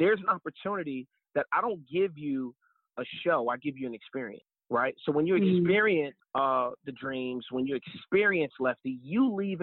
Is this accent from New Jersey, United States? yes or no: yes; New Jersey, United States; I grew up in Jersey